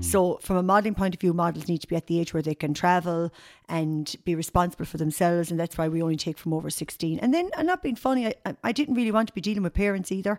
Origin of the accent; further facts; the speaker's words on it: Tipperary, Munster, Ireland; moved away as an adult; also born or lived in Limerick; now in Galway, Ireland; I'm actually from Tipperary originally, but I'm, I'm living in Galway now over thirty-three years.